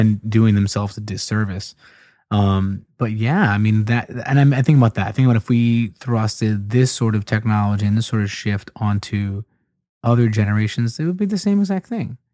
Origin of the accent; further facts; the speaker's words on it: Philadelphia, Pennsylvania, United States; moved away; I'm a Philadelphia Eagles fan, where I used to be from